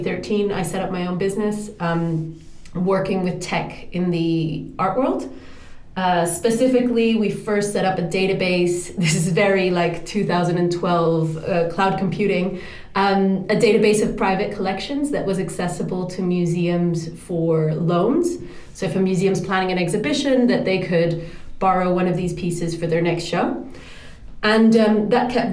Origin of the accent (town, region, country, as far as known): Dominican Republic; born or raised there; moved away; also born or lived in Europe / New York